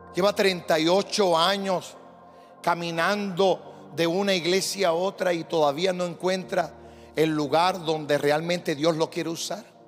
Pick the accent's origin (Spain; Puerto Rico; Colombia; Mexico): Puerto Rico; como yo, un puertorriqueño